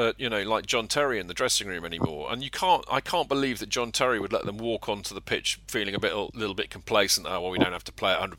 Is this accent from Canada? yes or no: no; England, United Kingdom; we're English